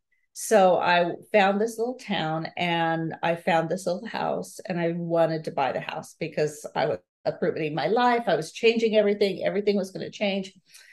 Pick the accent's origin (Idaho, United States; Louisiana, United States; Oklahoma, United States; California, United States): Idaho, United States; Boise; moved away as an adult; also born or lived in St. Louis area, Missouri; now in Tennessee, United States; I was raised in Boise and Meridian. It's a little small little town kind of south of Meridian. So I spent most of my years there, and then my husband moved me out to the St. Louis area.